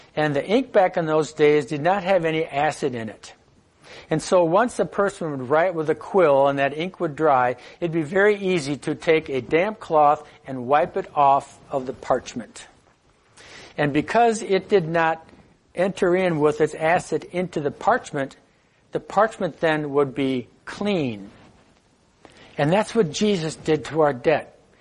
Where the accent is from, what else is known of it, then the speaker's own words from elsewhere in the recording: United States; as an American